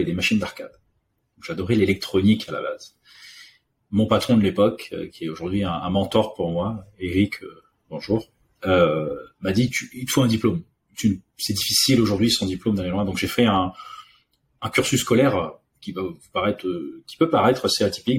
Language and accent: French; Réunion; also born or lived in Paris; now in France; je suis né en France, mais j'ai grandi à l'île de la Réunion